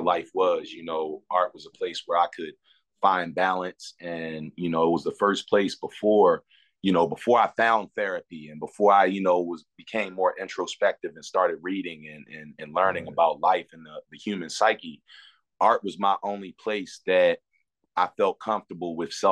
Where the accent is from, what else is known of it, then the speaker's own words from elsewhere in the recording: Baltimore, Maryland, United States; my hometown of Baltimore, Maryland